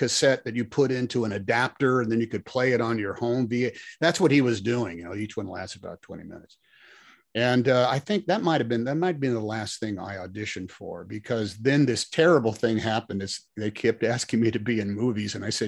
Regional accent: United States; I'm an American

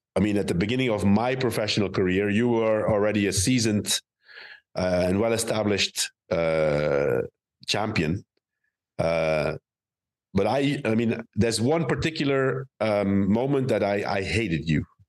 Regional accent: Roeselare, Flanders, Belgium; now in Madrid, Spain; it was close to my hometown. It was in Roeselare

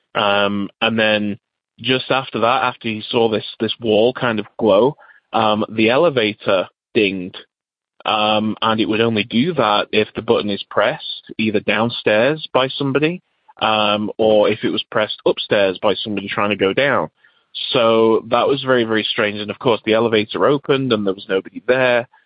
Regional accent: England, United Kingdom; now in United States; I'm originally from England, but now live in the USA.

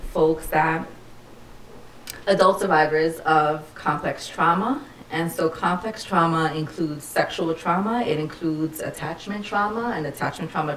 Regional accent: New York City, New York, United States; I'm a native New Yorker, born and raised in the Lower East Side before its gentrification.

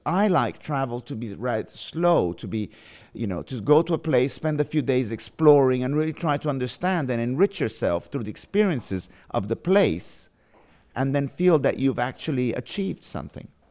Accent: London, United Kingdom; moved away; also born or lived in Positano, Italy; I was born in London. And then I lived, um, my first years in, in London

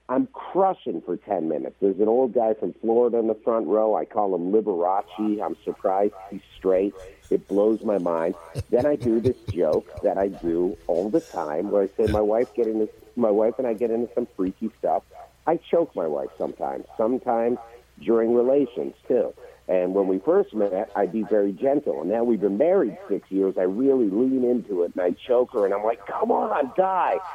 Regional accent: Canada; now in United States; I moved here from Canada ten years ago, so right. I'm a, I'm a legal immigrant. I just became an American citizen on March the 18th

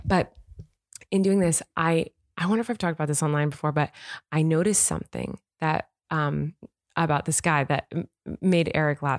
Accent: California, United States; I am from California, born and raised

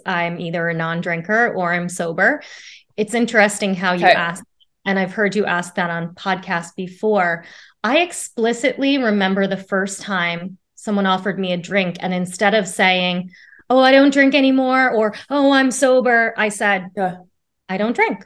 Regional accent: Jersey Shore, New Jersey, United States; moved away as an adult; now in New York City, United States; I'm originally from the Jersey Shore, so not too far from friends and family, but have lived in New York City for about 5 years

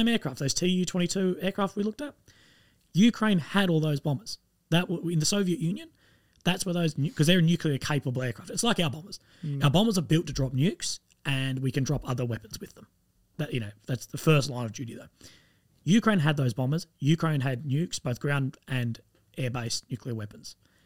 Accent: Australia; I'm Australian.

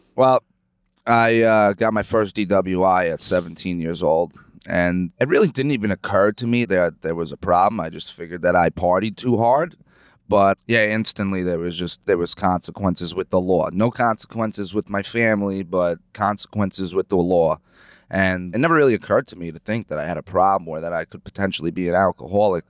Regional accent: Lake Grove, New York, United States; I grew up in Ronkonkoma, Lake Grove

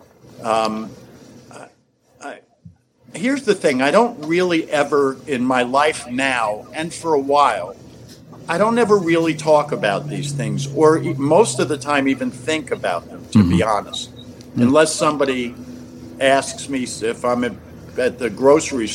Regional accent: New York, United States; moved away as an adult; also born or lived in Los Angeles; now in Lexington, Kentucky, United States; my brother and I grew up in New York

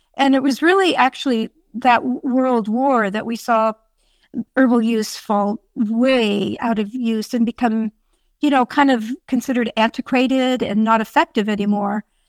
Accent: Sonoma County, California, United States; I grew up on a dairy farm out in that beautiful area

